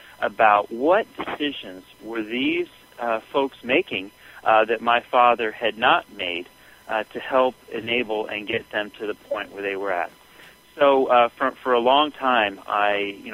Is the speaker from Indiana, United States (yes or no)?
no; Southern California, United States; as a young boy, I grew up in Southern California